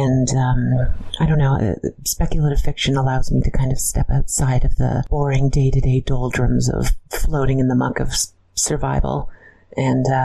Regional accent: London, Ontario, Canada; To be clear, I'm from a small, boring town in Ontario called London

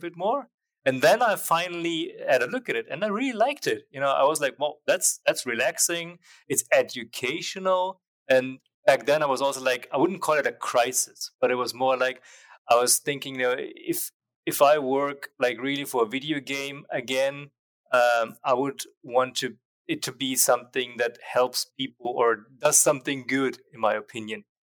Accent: Nuremberg, Bavaria, Germany; moved away as an adult; I went back to Germany and they opened up an office near my hometown, Nuremberg

